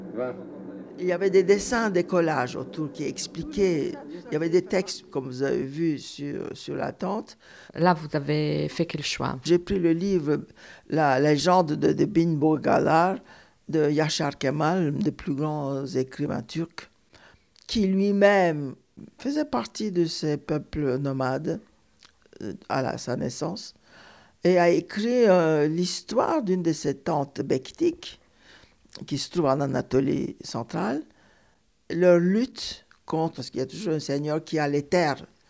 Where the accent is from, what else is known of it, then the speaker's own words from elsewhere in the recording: Istanbul, Turkey; moved away as an adult; also born or lived in Cairo, Egypt; now in Paris, France; Je suis partie d'Istanbul en 1965 à l'âge de 27 ans pour venir m'installer à Paris.